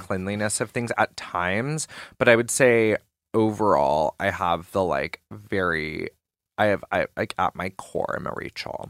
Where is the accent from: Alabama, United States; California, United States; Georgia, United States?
Georgia, United States; moved away; also born or lived in New York; growing up in Georgia